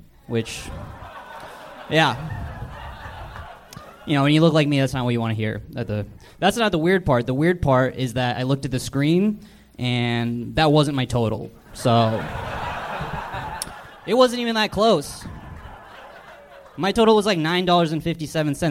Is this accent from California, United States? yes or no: no; Portland, Oregon, United States; now in Los Angeles, United States; I'm from Portland